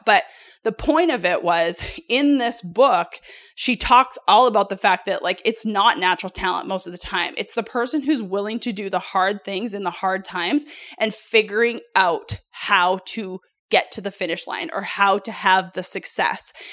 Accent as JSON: {"language": "English", "country": "Canada", "tie": "born or raised there", "also_born_or_lived": "United States", "moved": "as an adult", "said": "I come from Canada. I'm originally born in Canada."}